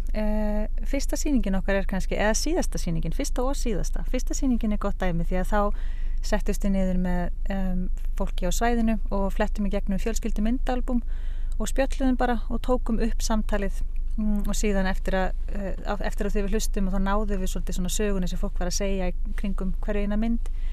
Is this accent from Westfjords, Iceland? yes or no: yes; Suðureyri, Westfjords, Iceland; also born or lived in Reykjavík; now in Ísafjörður, Iceland; er frá söðureyri, ólst upp þar